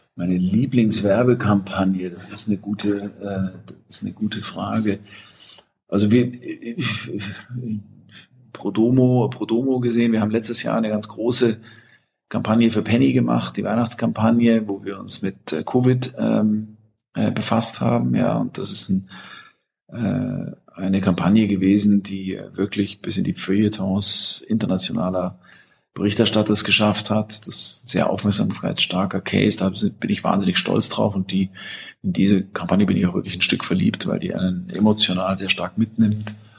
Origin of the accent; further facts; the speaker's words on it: Germany; als Deutscher